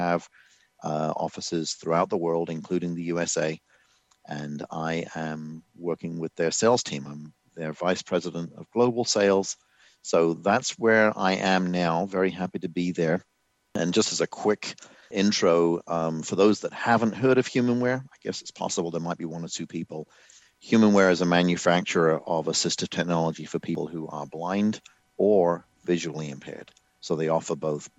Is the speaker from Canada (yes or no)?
no; England, United Kingdom; moved away; So I am from England originally